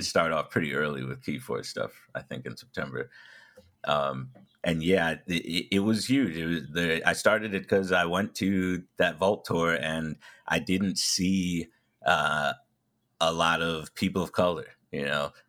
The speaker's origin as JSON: {"language": "English", "region": "New York", "country": "United States", "said": "I'm from New York"}